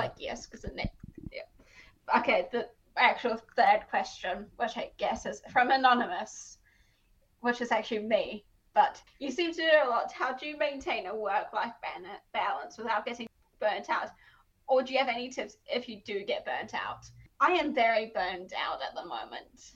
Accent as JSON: {"language": "English", "country": "South Africa", "said": "I am South African"}